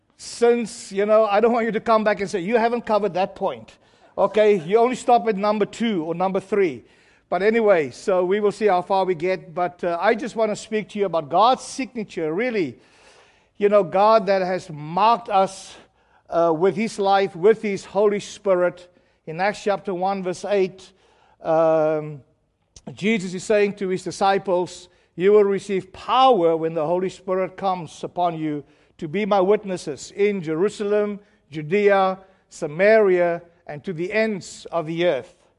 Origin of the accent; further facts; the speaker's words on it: South Africa; I'm from South Africa